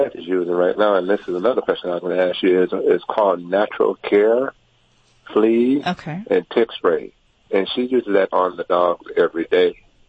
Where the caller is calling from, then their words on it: Orange County, California, United States; I'm calling from Orange County, California.